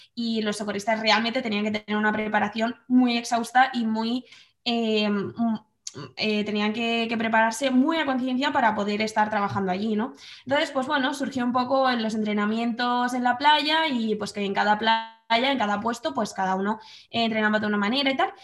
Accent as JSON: {"language": "Spanish", "town": "Madrid", "region": "Community of Madrid", "country": "Spain", "moved": "as an adult", "lives_now": "Guadalajara, Spain", "said": "soy de Madrid y ahora mismo vivo en Guadalajara"}